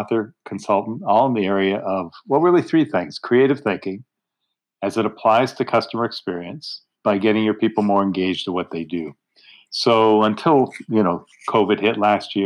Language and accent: English; Canada; now in Pittsburgh, United States; I'm a Canadian